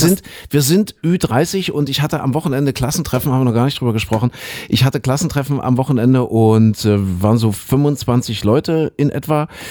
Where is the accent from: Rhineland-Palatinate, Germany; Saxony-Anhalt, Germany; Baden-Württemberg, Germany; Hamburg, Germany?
Saxony-Anhalt, Germany; Köthen; moved away; in meiner alten Heimat in Kuhköthen, ja, in Sachsen-Anhalt.